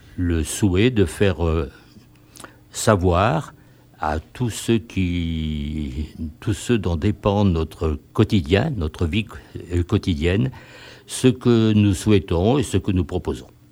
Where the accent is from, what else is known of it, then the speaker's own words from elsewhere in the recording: Grenoble, Auvergne-Rhône-Alpes, France; habitant de Grenoble et militant associatif depuis pas mal de temps